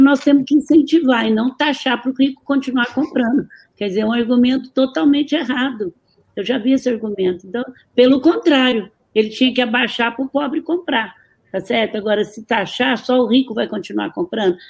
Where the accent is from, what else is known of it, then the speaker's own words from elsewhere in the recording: Brazil; eu sou muito brasileira